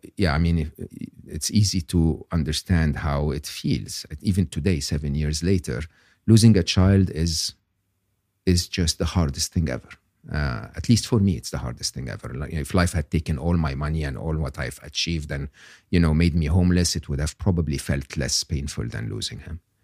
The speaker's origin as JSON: {"language": "English", "country": "Egypt", "tie": "born or raised there", "second_language": "English", "moved": "as an adult", "said": "I'm born and raised in Egypt, educated in public school, public university in Egypt."}